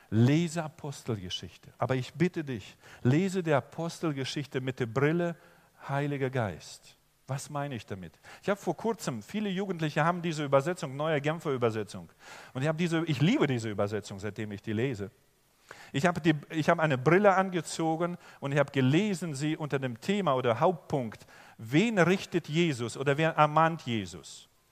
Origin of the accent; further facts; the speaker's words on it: Germany; also born or lived in Oberbergisches Land, North Rhine-Westphalia; ich komme aus Deutschland und ich bin Pastor